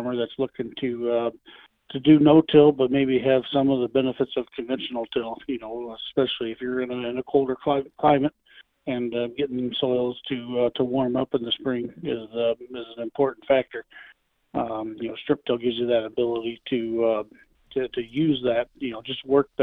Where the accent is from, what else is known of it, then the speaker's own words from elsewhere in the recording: Illinois, United States; I grew up in Illinois